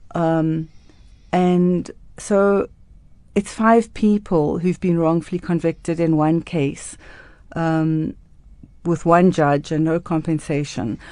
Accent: Cape Town, Western Cape, South Africa; I grew up in Cape Town in Newlands, which is a very cold, rainy, um, area.

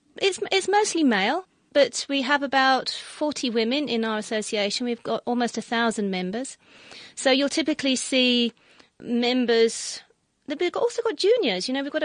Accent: England, United Kingdom; moved away as an adult; now in South Africa; I was born in England

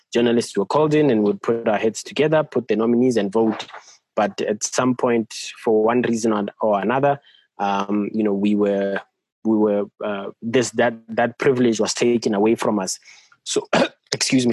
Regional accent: Bethlehem, Free State, South Africa; I'm from Bethlehem in the Free State.

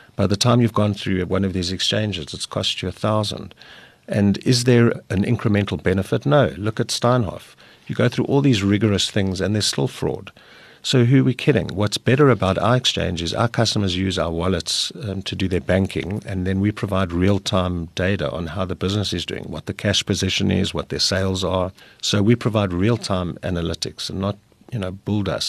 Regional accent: South Africa; South Africa, we're, we're very good at getting people organized.

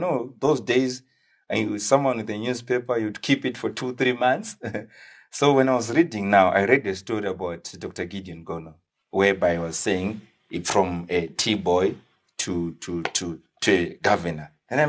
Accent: Watsomba, Manicaland, Zimbabwe; So I was born and bred in Watsomba.

